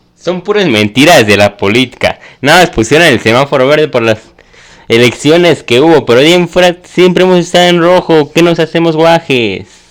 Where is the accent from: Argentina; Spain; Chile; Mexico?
Mexico; somos mexicanos